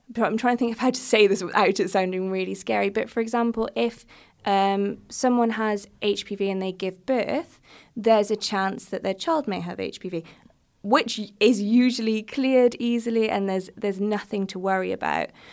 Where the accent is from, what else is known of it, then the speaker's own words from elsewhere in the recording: United States; I am from the United States